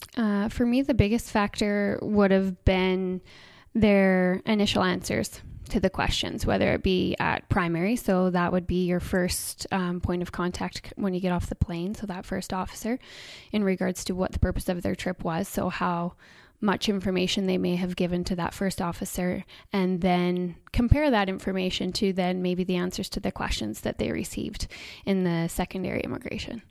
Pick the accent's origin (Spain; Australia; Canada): Canada; Coutts, Alberta; moved away; I grew up in Coots